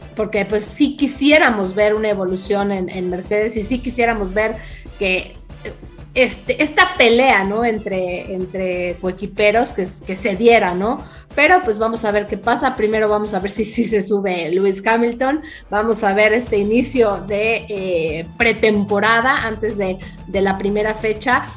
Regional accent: Mexico

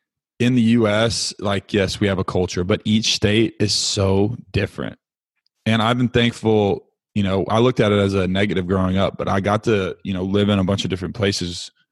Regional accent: the South, United States; now in Connecticut, United States; Like my parents live up in Connecticut now in the Northeast and I grew up in the South.

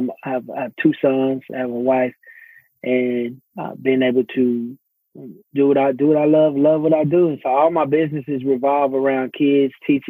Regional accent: Arlington, Texas, United States; also born or lived in Fort Worth, Texas; So born and raised in Fort Worth, Texas. Grew up in Arlington, Texas, where the home of the Dallas Cowboys. That's my team. I grew up there. Come from a family of educators.

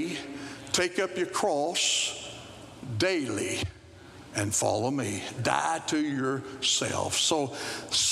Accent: Arkansas, United States; moved away; also born or lived in Texas; I'm originally from Arkansas

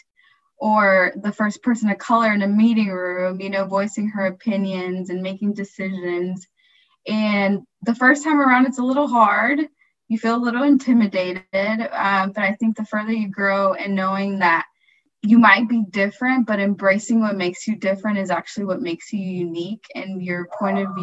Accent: Houston, Texas, United States; also born or lived in Cleveland, Ohio; now in Austin, United States; being born and raised in Houston, Texas

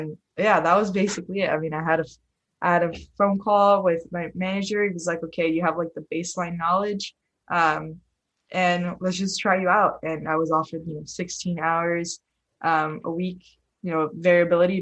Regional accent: Bell Gardens, California, United States; I'm from Bell Gardens, California

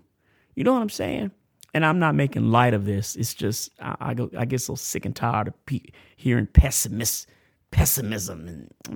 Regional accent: United States; also born or lived in Tampa, Florida / Amarillo, Texas; I grew up in Florida, in Cephna, and it's hood, man. Tampa's hood

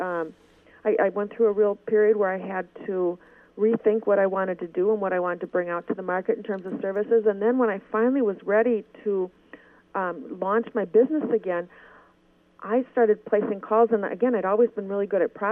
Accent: Minnesota, United States; You can tell I'm from Minnesota

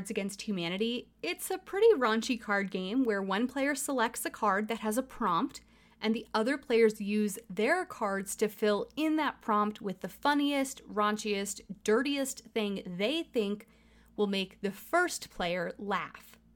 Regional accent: Michigan, United States

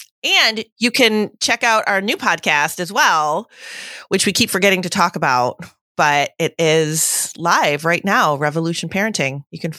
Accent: Wales, United Kingdom; I'm from Wales in the UK.

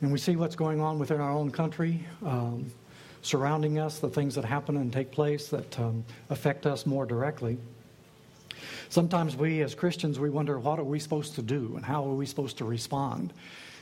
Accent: South Texas, United States; I'm from South Texas

